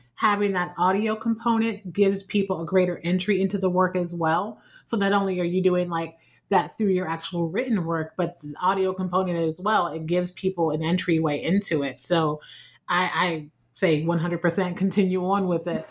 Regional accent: Ohio, United States; born or raised there

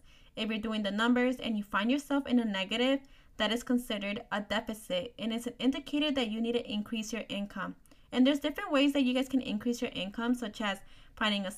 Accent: New Jersey, United States; I'm from New Jersey

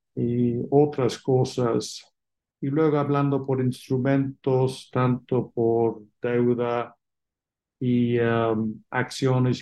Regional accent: England, United Kingdom; Spanish is a second language; moved away as an adult; also born or lived in Oxford, England / London, England; now in Mexico; como se entiende por mi acento, nací fuera de México, en Inglaterra

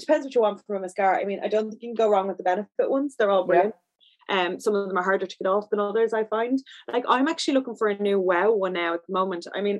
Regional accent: Ireland; I'm so Irish

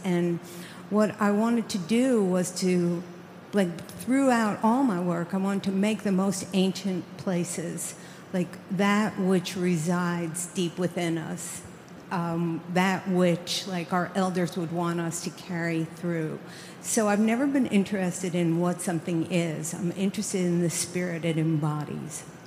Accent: New York, United States; I grew up in New York

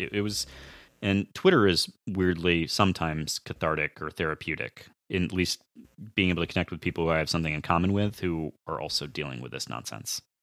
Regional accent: Sacramento, California, United States; moved away as an adult; also born or lived in Santa Rosa, California; now in Michigan, United States; I am originally from Sacramento, California

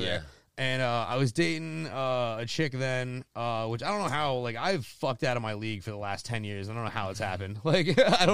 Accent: Seminole, Florida, United States; I'm from Seminole

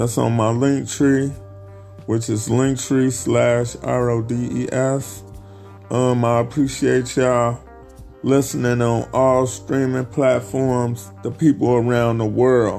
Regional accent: Chicago, Illinois, United States; my hometown, Chicago

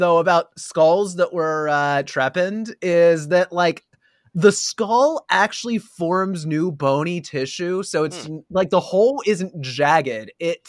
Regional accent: Pennsylvania, United States; We're from Pennsylvania. We practically have the Jersey accent already.

